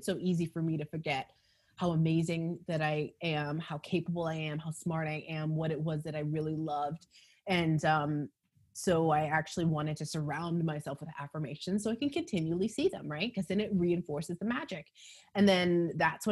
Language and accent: English; Calgary, Alberta, Canada; also born or lived in Los Angeles, United States; now in Toronto, Canada; I'm Canadian. So I'm actually Calgarian and left there because obviously. And then I went to LA.